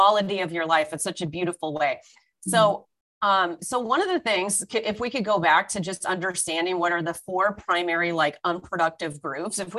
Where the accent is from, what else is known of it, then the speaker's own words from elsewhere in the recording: Orange County, California, United States; now in Toronto, Canada; I was born and raised in California in Orange County. I'm now based in Toronto